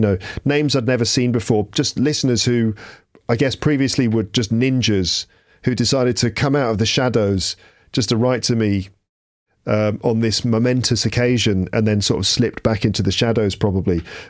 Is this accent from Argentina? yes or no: yes; Argentina; English is a second language; I'm from Argentina, and let me answer one question that you asked in this video with your daughter.